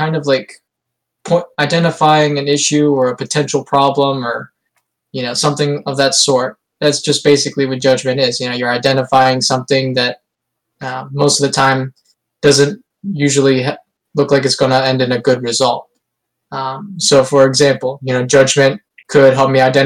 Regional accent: United States; I'm from the United States of America.

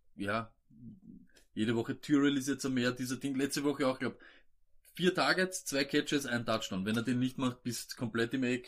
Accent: Vienna, Austria; wir sind keine Österreicher, wir sind Wiener

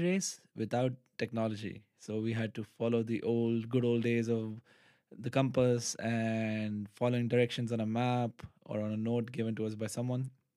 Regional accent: Pakistan; moved away as an adult; now in Netherlands; I am from Pakistan

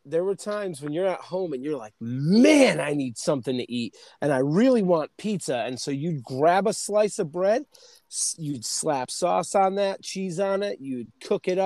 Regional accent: New England, United States; we're from New England

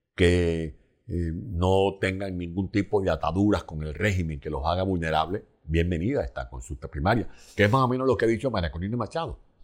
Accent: San Juan de los Morros, Guárico, Venezuela; moved away as an adult; also born or lived in Caracas; now in Spain; Pues yo nací el primero de mayo de 1955. Nací en San Juan de los Morros, capital del estado Guárico.

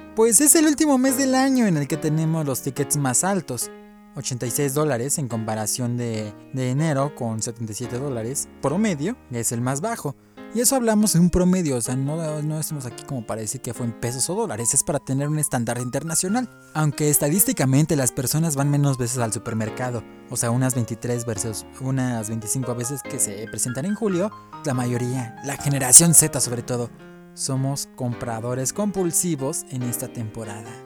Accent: Mexico; así somos los varones mexicanos

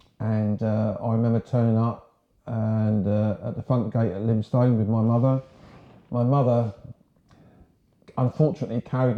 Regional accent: Horsham, South East England, United Kingdom; accent: home counties; So I was born in a place called Horsham, West Sussex.

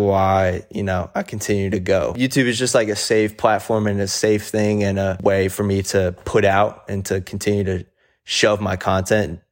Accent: New Jersey, United States; I'm from New Jersey

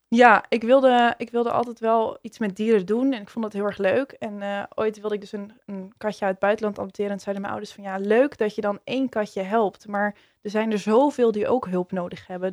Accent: Zaanstad, North Holland, Netherlands; ik, eh, kom uit Zaanstad en daar ben ik, eh, geboren. En daar woon ik nog steeds.

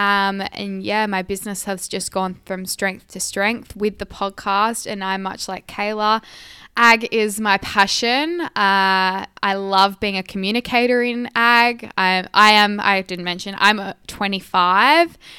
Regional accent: Esperance, Western Australia, Australia; I was born and raised in Esperance

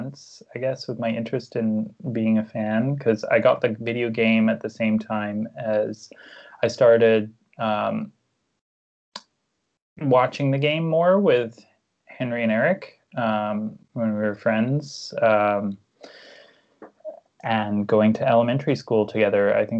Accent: Victoria, British Columbia, Canada; moved away as an adult; also born or lived in Hamilton, Ontario / Toronto; now in Vancouver, Canada; Well, I'm from Victoria, BC originally. That's where I was born and raised.

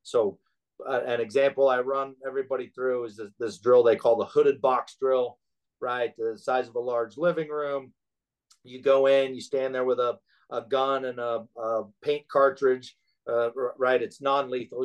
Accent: Alaska, United States; moved away; growing up in Alaska and the environment and in the village and the harsh weather

